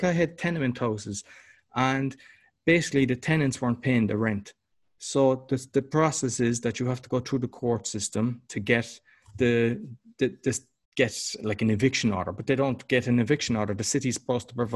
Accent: Ireland; moved away; I'm Irish

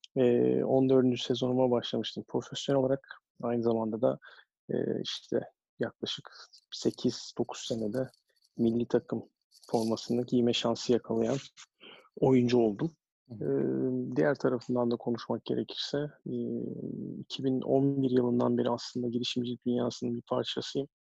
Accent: Istanbul, Turkey; moved away as an adult; also born or lived in United States; o zamanlar şu anki Lütfü Kırdar Kongre Merkezi o zamanların spor sergi sarayında basketbol içerisinde büyüyerek hayata gelmişim.

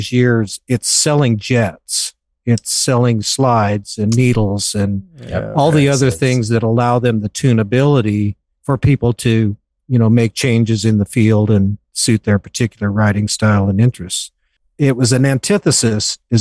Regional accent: Western Wyoming, United States; I grew up in Western Wyoming, a very remote part of Western Wyoming.

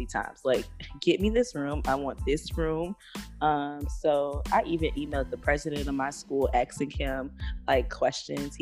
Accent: Opa-locka, Florida, United States; now in Philadelphia, United States; Bunch Park, Opa-locka

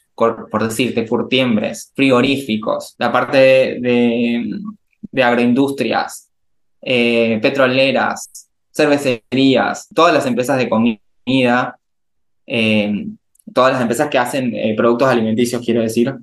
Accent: Resistencia, Chaco, Argentina; Estudié en mi ciudad natal, que, se llama Resistencia, que es la capital de una provincia llamada Chaco

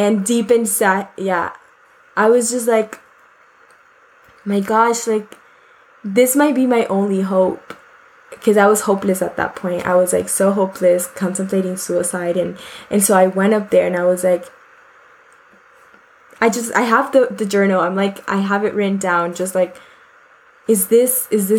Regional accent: Bogotá, Colombia; moved away; I am currently 27 years old and I was born in Bogota, Colombia

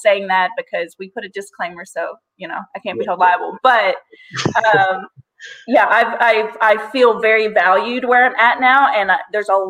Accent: Arkansas, United States; also born or lived in Portland, Oregon / Missouri / Louisiana; I was born in Portland, Oregon. I was raised all over Arkansas. We moved like every 2 years

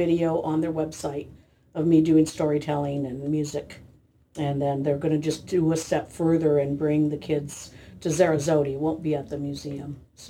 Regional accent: Meiners Oaks, California, United States; So growing up in Miners Oaks, my dad moved us into Ojai around 1951. We were part of that community down in the river bottom

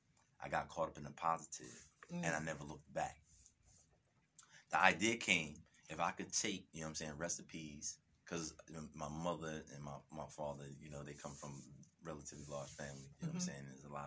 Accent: Canada; I got caught up in the street, you know what I'm saying? You know, born and raised in Canada, you know what I mean?

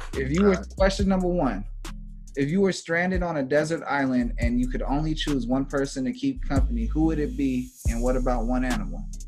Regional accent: Los Angeles, California, United States; I'm from LA, to be honest. My family from the East Coast, and okay. moved out here in the like the 70s, and then you know I came around in the late 80s

